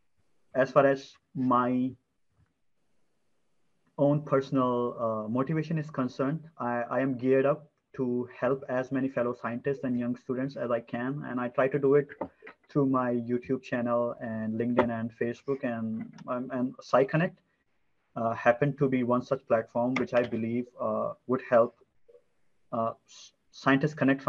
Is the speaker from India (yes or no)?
yes; India; moved away; India, my home country.